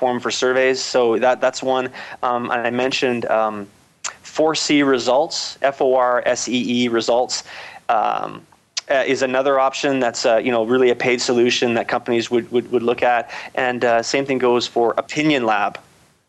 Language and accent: English; Canada; I'm Canadian